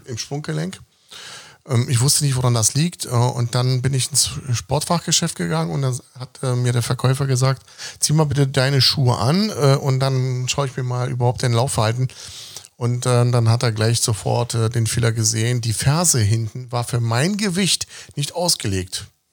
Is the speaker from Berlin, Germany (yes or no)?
yes; Berlin, Germany; ich bin in Westberlin aufgewachsen, lebe aber im Osten.